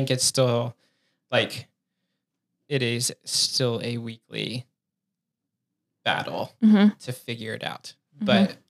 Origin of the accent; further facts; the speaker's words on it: Western North Carolina, United States; now in Maryland, United States; I've been in Maryland for a lot longer now at this point, but yes. Yeah. I mean, I grew up in Western North Carolina, so always typically had four seasons, but also like have lived at the mountains, have lived at the beach